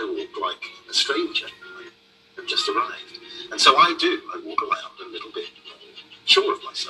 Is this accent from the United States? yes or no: no; London, United Kingdom; The really important thing about Sancho is he's affected the way I feel about being British. I just thought this man was a Londoner 250 odd years before I am.